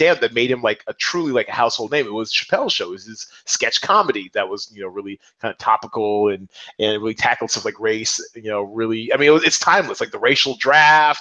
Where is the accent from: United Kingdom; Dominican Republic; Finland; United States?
United States; Seattle, Washington; I'm from Seattle